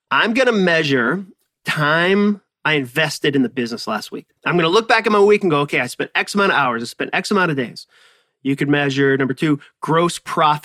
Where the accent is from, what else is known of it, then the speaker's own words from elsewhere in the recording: Massachusetts, United States; I use the word wicked as the word very because I grew up in Massachusetts and that is what we